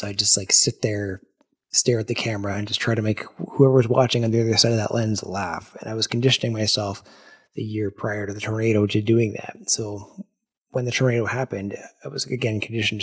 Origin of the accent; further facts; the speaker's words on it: Ottawa, Ontario, Canada; my hometown of Ottawa